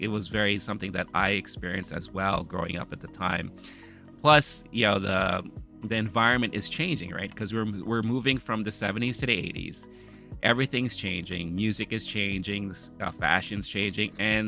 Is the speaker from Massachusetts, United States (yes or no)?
no; New York City, New York, United States; Queens, New York, you know, where I grew up.